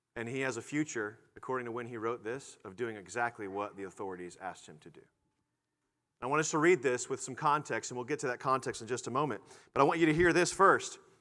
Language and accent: English; United States; as American Christians or as Christians who are American